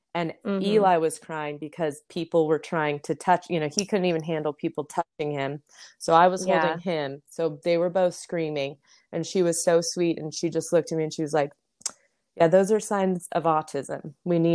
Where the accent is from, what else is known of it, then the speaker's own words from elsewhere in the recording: Las Vegas, Nevada, United States; growing up in Las Vegas, I think you could be out 24/7 for 3 months and still never see anybody you knew, because it was just such a big town.